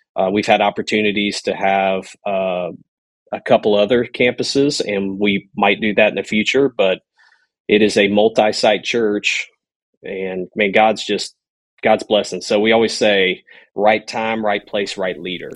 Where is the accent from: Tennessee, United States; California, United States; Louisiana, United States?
Louisiana, United States; moved away; I grew up in Louisiana, uh, on a bayou, Red Chute Bayou